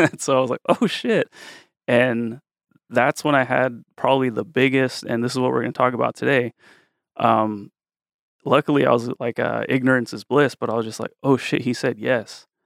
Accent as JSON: {"language": "English", "town": "Woodland", "region": "California", "country": "United States", "tie": "born or raised there", "said": "I grew up in Woodland, which is right down the street"}